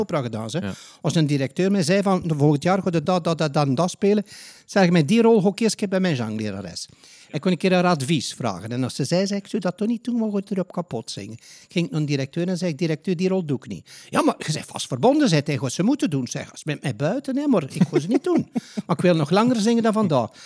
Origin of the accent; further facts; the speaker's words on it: Ghent, Flanders, Belgium; moved away as an adult; now in The Hague, Netherlands; ik ben een Gentenaar.